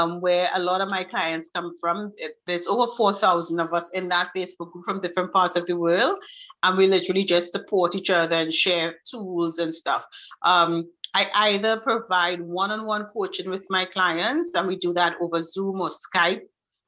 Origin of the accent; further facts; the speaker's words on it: Trinidad & Tobago; I am from Trinidad and Tobago in the Caribbean, so it's really, really hot